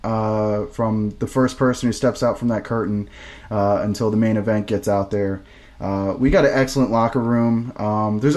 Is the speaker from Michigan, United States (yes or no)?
no; Virginia, United States; VCW, which is my hometown promotion growing up